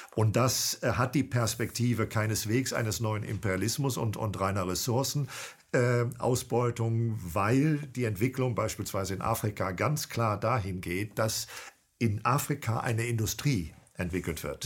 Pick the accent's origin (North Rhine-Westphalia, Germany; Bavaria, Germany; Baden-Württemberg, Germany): North Rhine-Westphalia, Germany; Cologne; now in Bremen, Germany; Ich bin ein HB-Männchen, genau. Ja, aber ein zugewandertes. Ich komme eigentlich aus Köln